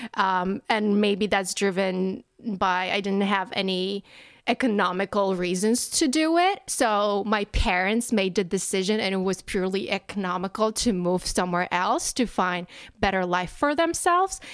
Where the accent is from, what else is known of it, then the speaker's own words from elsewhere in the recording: Poland; moved away as an adult; now in New Jersey, United States; I am originally from Poland. And now I live in New Jersey.